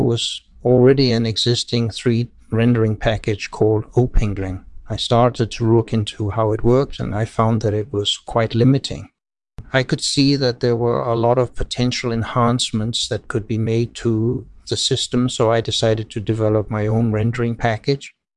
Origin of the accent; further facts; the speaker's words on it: Denmark; I grew up in Denmark, and I majored in mathematics at university.